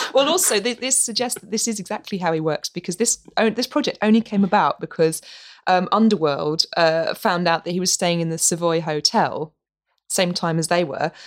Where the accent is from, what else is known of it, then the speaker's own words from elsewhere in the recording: Norwich, East of England, United Kingdom; moved away as an adult; my hometown, Norwich